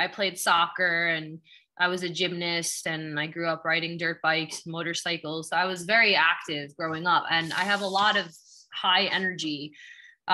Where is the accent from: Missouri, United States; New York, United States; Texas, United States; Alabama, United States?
New York, United States; Long Island; moved away as an adult; now in Los Angeles, United States; I'm from Long Island, originally from New York.